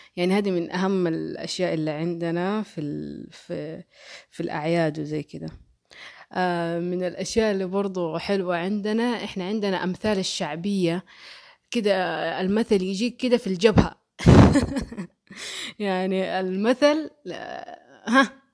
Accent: Mecca, Makkah Province, Saudi Arabia; born or raised there; accent: Hejazi

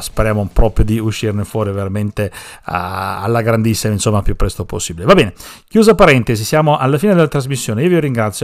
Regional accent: Sicily, Italy; now in Parma, Italy

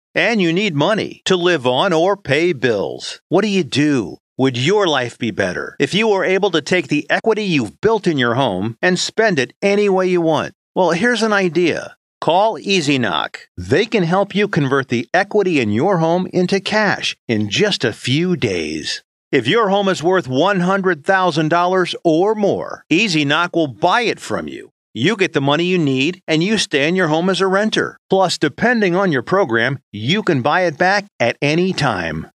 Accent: Keener, North Carolina, United States; also born or lived in Lagoon; I'm from Keener and I lived at Lagoon

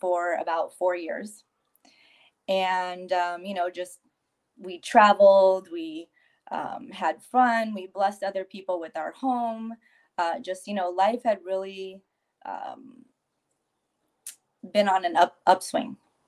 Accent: San Francisco Bay Area, California, United States; moved away as an adult; now in San Diego, United States; I was born and raised in the San Francisco Bay Area, currently residing in San Diego, California

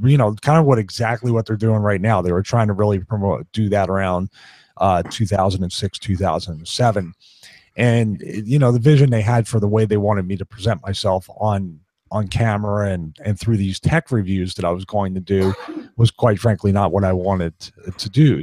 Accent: Philadelphia, Pennsylvania, United States; born or raised there

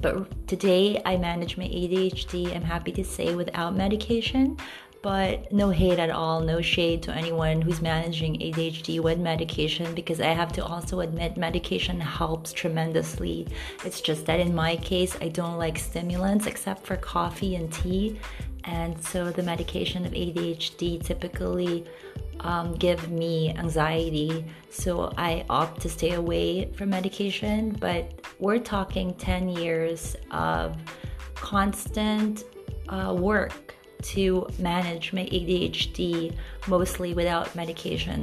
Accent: Philippines; growing up in the Philippines

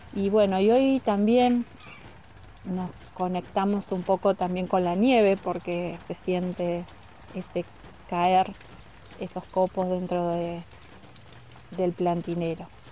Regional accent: General Roca, Río Negro, Argentina; moved away as an adult; now in Zapala, Argentina; Yo soy de Roca

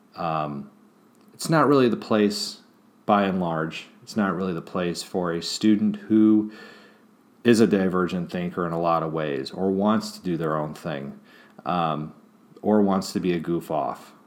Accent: Kansas City, Missouri, United States; moved away; I actually lived in Kansas City as a child, Kansas City, Missouri side

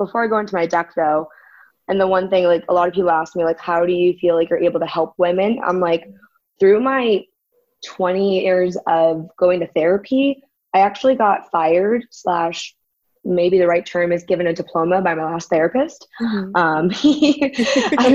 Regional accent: San Diego, California, United States; moved away as an adult; now in Brawley, United States; I'm from San Diego, but we live in Brawley now

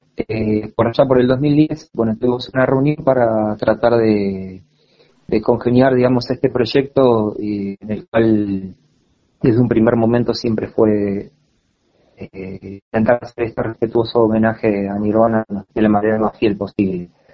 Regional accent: Cipolletti, Río Negro, Argentina; moved away as an adult; now in Buenos Aires, Argentina; soy de, de Cipolletti, Río Negro

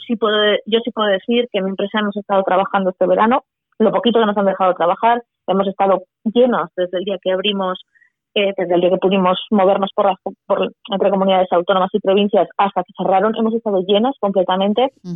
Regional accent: Leciñena, Aragon, Spain; Yo nací en Leciñena, Y claro, yo me he criado allí.

